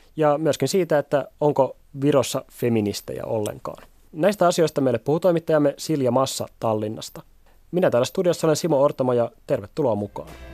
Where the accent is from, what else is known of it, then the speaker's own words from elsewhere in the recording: Helsinki, Uusimaa, Finland; Itse on kolmekymppinen helsinkiläinen